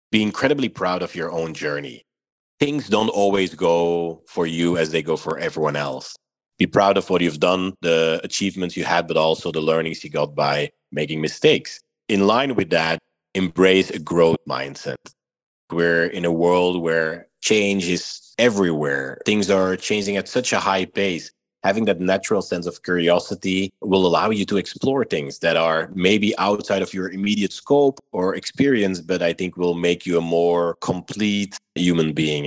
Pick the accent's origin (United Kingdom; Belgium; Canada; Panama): Belgium; moved away as an adult; now in Miami, United States; I'm originally from Belgium. I identify as a mixed Belgian Moroccan. Lived in Belgium the majority of my life till about 10 years